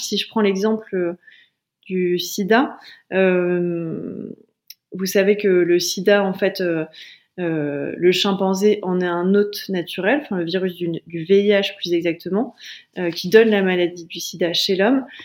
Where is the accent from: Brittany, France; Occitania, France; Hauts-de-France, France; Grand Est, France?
Hauts-de-France, France; Calais; moi je viens de Calais